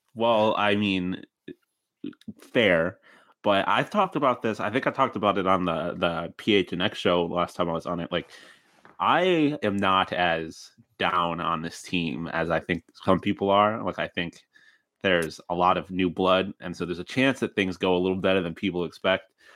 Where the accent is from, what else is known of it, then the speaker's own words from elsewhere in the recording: Buffalo, New York, United States; I'm from Buffalo